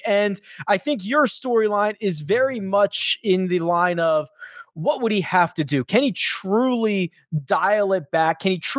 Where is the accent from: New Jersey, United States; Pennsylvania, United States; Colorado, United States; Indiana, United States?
Pennsylvania, United States; Philadelphia; I grew up in Philadelphia in the 700 level at Veterans Stadium.